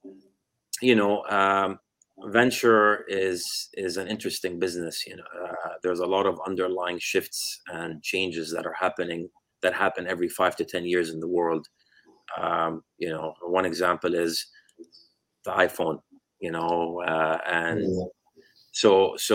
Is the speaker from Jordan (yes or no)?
yes; Jordan; moved away as an adult; also born or lived in United States; born and raised in Jordan lived there until I went to college in the U.S., did computer science